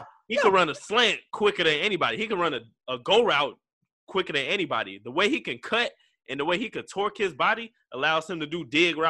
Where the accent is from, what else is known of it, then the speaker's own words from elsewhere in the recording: Florida, United States; I'm from Florida.